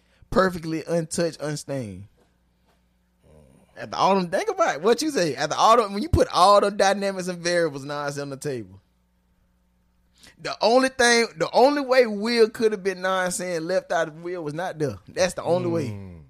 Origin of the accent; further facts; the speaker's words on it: Philadelphia, Pennsylvania, United States; Ciroc, I'm from Philadelphia.